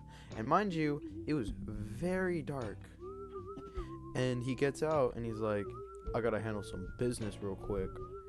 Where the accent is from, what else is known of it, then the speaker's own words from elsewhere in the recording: Lakewood, California, United States; I'm from Lakewood, California.